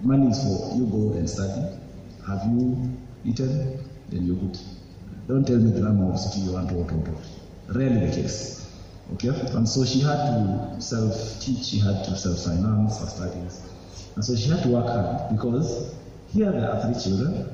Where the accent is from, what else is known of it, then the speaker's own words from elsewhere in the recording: Mombasa, Mombasa County, Kenya; moved away as an adult; also born or lived in Juja; I grew up in Mombasa. That's where I was born and raised.